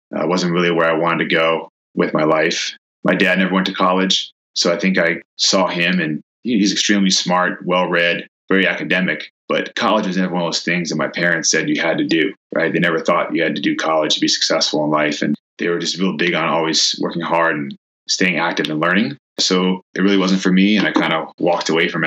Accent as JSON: {"language": "English", "town": "Oakland", "region": "California", "country": "United States", "tie": "born or raised there", "also_born_or_lived": "Milwaukee, Wisconsin", "said": "My parents raised me here in Oakland. They still live here in Oakland. I still live here in Oakland"}